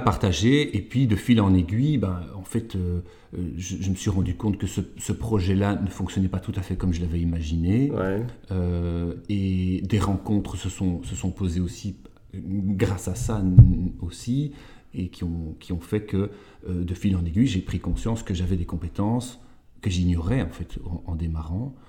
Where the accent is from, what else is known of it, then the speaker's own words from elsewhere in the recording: Walloon Brabant, Wallonia, Belgium; now in Leuven, Belgium; je suis originaire du Brabant wallon euh, et maintenant je vis à Louvain-Leuven.